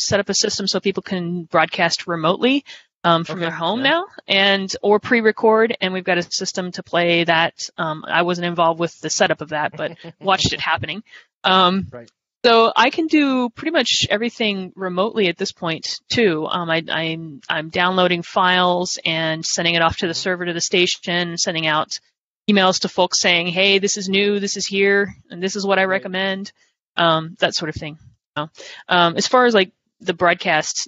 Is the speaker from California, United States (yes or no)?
no; Ohio, United States; I grew up in Ohio.